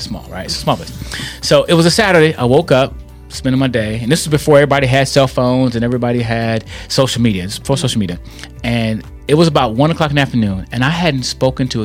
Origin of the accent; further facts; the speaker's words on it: Milwaukee, Wisconsin, United States; moved away as an adult; also born or lived in St. Louis, Missouri; I'm born and raised in Milwaukee, Wisconsin